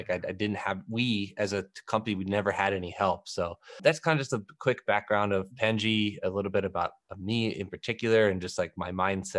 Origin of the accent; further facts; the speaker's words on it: Philadelphia, Pennsylvania, United States; I'm from Philadelphia. So I'm a big NBA guy.